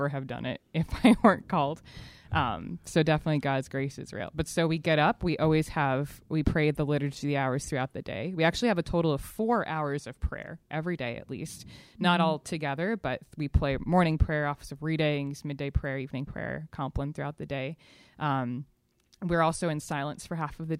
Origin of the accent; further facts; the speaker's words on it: Boston, Massachusetts, United States; moved away; I'm originally from Boston